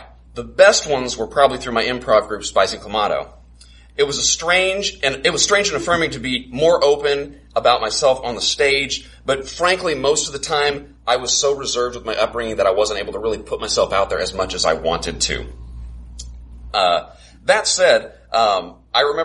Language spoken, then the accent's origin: English; Carbondale, Illinois, United States; also born or lived in Champaign, Illinois / Rockford, Illinois / Peoria, Illinois; I'm from Carbondale